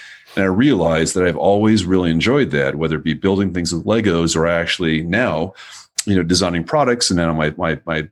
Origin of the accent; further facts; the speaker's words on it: Minnesota, United States; I'm from Minnesota.